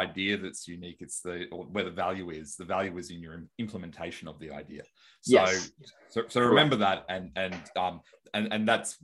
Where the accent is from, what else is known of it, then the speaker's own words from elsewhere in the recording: Australia; I'm from Australia